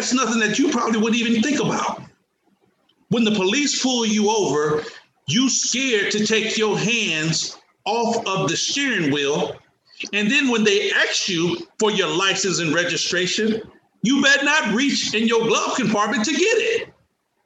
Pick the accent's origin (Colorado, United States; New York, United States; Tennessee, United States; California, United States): California, United States; Oakland; I was a young black man growing up in East Oakland, California